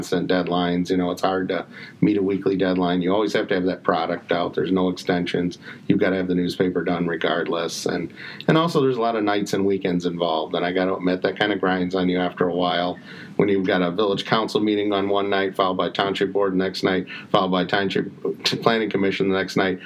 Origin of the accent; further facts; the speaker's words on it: Detroit, Michigan, United States; also born or lived in Ann Arbor, Michigan; I grew up in Detroit, 8 Mile and Kelly area. Later moved to East Detroit, graduated East Detroit in 94